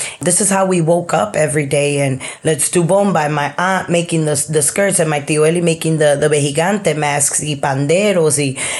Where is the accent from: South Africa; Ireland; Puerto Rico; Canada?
Puerto Rico; Guayama; we're from Guayama, the southern side of Puerto Rico.